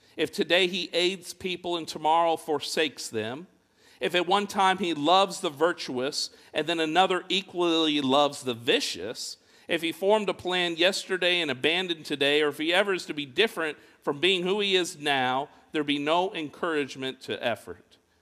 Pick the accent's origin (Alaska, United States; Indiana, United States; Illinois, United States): Indiana, United States; Fort Wayne; I grew up in Fort Wayne, Indiana